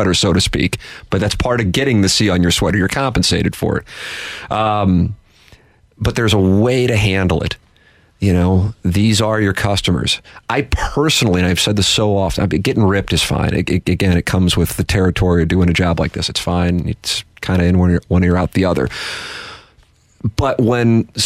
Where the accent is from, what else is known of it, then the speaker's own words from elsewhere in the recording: St. Louis, Missouri, United States; I said I was from St. Louis